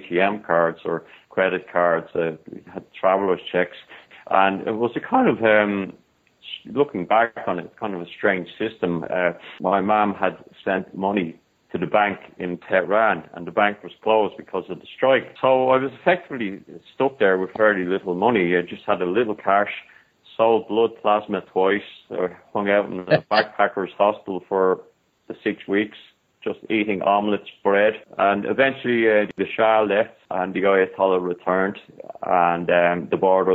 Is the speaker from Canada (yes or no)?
no; Ireland; I'm from Ireland